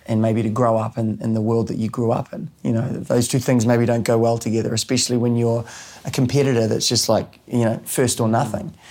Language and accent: English; New Zealand; growing up in New Zealand